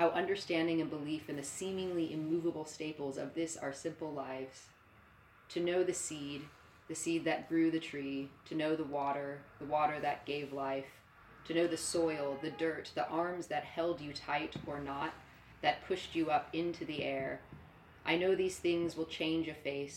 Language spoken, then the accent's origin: English; Northern California, United States; moved away as an adult; also born or lived in New York; I was born in Northern California, pretty much the middle of a cornfield.